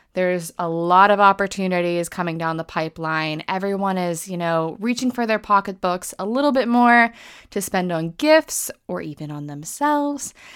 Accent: United States; now in United Kingdom; I am American, but I'm based in the U K

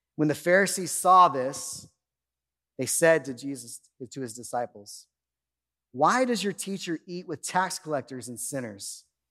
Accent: Bakersfield, California, United States; I grew up in Bakersfield. I grew up in Oildale.

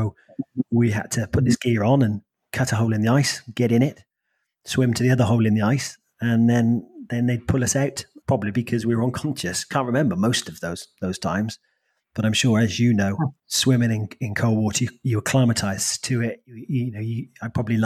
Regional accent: South Wales, United Kingdom; I was brought up in Wales, South Wales, back in the 80s, in my teens

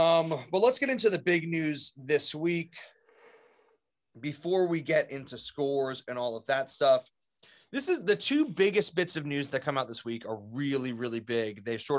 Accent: Mississippi, United States; I'm from Mississippi.

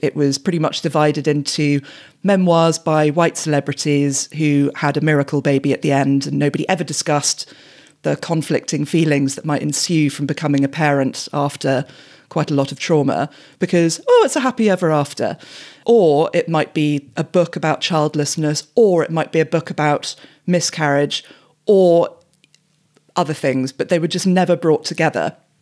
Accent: England, United Kingdom; growing up in England in the nineties

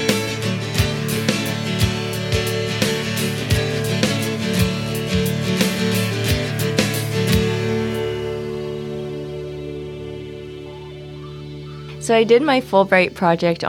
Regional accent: Santa Monica, California, United States; I'm from Santa Monica, California

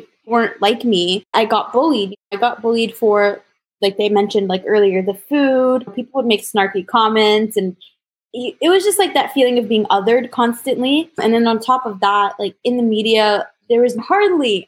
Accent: Toronto, Ontario, Canada; I was born in Toronto, or just outside of Toronto.

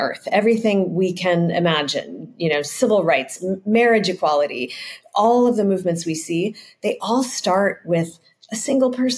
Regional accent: San Francisco, California, United States; I grew up in San Francisco where it's very hilly

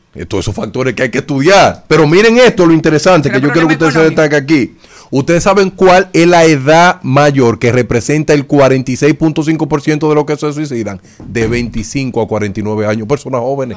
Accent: Dominican Republic; los dominicanos somos expertos

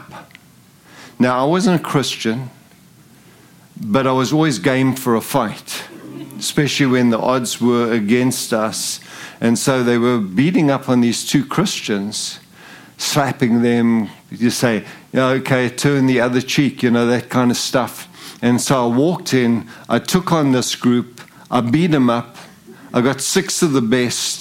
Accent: Zimbabwe; moved away; also born or lived in South Africa; I'm English. And I was born in Zimbabwe. I didn't grow up in South Africa. I was born in a British colony

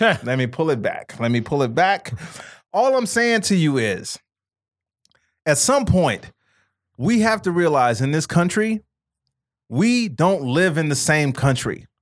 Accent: Chicago, Illinois, United States; I grew, growing up in Chicago, 'cause Chicago is still a very segregated city

